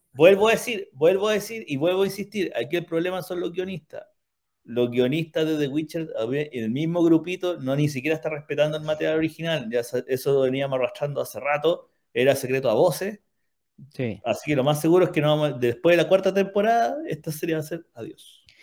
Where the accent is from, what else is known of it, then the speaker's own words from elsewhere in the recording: Chile; como buenos ingleses putativos, que somos los chilenos